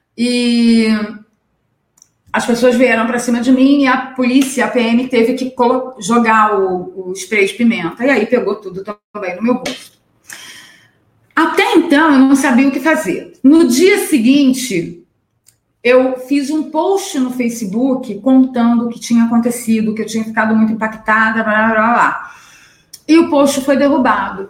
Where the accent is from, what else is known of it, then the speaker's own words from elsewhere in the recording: Niterói, Rio de Janeiro, Brazil; lá na minha cidade, em Niterói